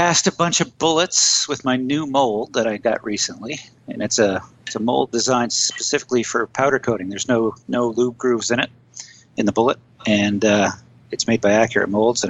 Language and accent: English; Nova Scotia, Canada; I've been on the show there once before talking about reloading. I'm from Nova Scotia